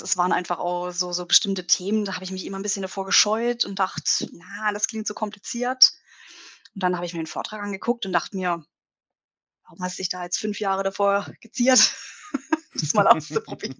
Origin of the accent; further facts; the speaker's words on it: Bruchsal, Baden-Württemberg, Germany; ich komme ja aus, aus Bruchsal, das ist in der Nähe von Karlsruhe.